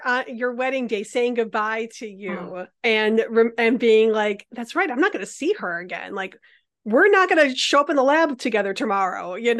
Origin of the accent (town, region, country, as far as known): Midwest, United States; born or raised there; moved away as an adult